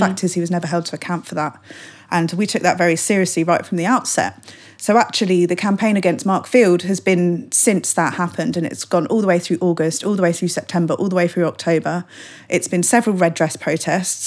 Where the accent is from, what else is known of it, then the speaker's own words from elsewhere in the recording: London, United Kingdom; I'm a Londoner